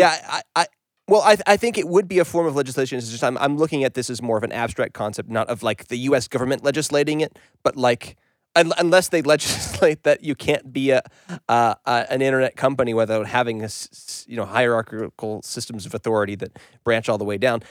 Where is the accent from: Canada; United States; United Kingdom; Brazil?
Canada; being a Canadian and identifying with Canada